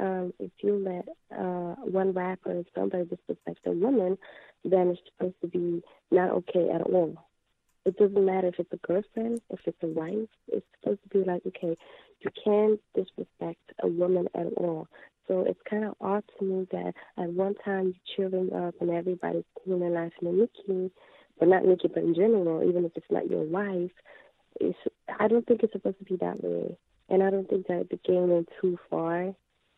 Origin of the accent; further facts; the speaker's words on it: Italy; I'm actually from Italy, Italian